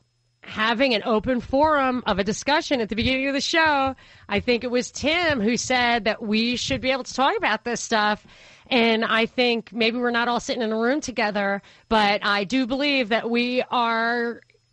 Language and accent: English; New York, United States; moved away; also born or lived in Atlanta; as a New Yorker